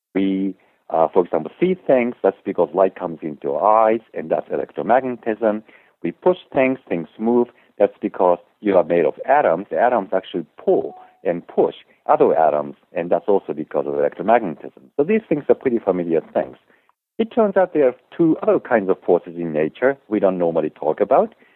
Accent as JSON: {"language": "English", "country": "Japan", "tie": "born or raised there", "also_born_or_lived": "Germany", "moved": "as an adult", "lives_now": "United States", "said": "I grew up in Japan and I actually spent four years in Germany when I was growing up, but went back to Japan"}